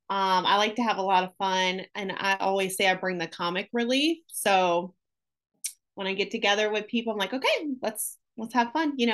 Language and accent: English; Syracuse, New York, United States; moved away as an adult; now in Jacksonville, United States; I am from Syracuse, New York, born and raised there. I moved to Jacksonville, Florida in 1999.